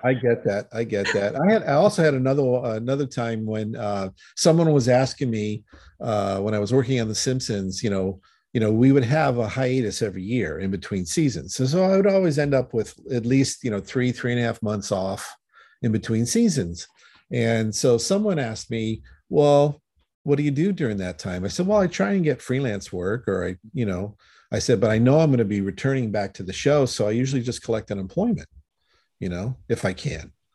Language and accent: English; Connecticut, United States; moved away; I'm originally from Connecticut